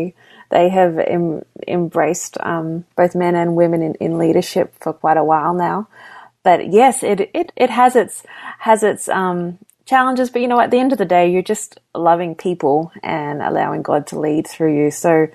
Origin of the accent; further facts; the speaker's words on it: Sydney, New South Wales, Australia; also born or lived in Papua New Guinea / Melbourne, Australia; I'm Australian, so I was born in Sydney. I grew up. Actually, my family moved quite a few different places over the years. We were missionaries in Papua New Guinea and then settled in Melbourne, Australia.